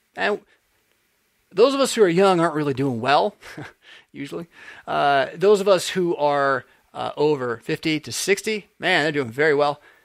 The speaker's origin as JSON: {"language": "English", "region": "California", "country": "United States", "said": "I'm from California"}